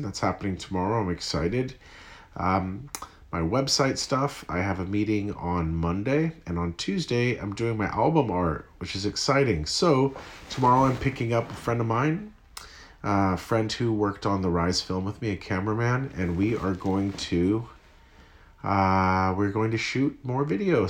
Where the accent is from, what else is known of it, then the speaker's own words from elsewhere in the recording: Santa Cruz, California, United States; I'm from Santa Cruz, California